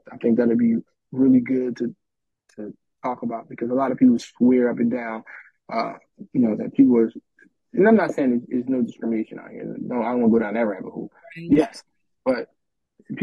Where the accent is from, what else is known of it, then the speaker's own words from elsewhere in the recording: Philadelphia, Pennsylvania, United States; growing up in North Philadelphia, there was no banks in the hood.